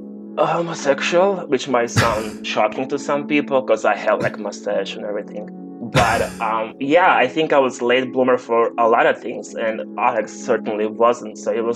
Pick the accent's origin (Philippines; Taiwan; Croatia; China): Croatia; I'm from Croatia.